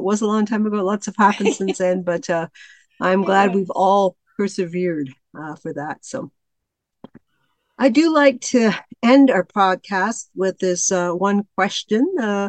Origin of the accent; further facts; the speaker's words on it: Canada; we are Canadian